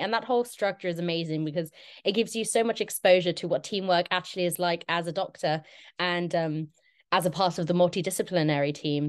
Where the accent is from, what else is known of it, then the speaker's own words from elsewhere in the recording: London, United Kingdom; moved away as an adult; now in Exeter, United Kingdom; I'm originally from London.